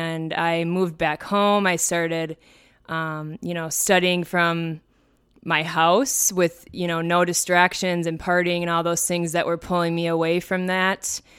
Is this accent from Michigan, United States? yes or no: no; Minnesota, United States; So first off … I was born and raised here in Minnesota, and I love it here, even though it's very cold.